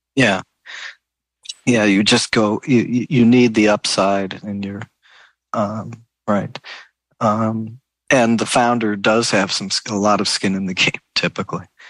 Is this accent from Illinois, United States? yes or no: no; St. Louis, Missouri, United States; I was actually born in St. Louis.